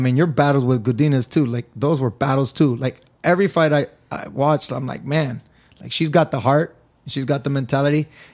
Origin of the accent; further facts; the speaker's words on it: California, United States; I grew up in California.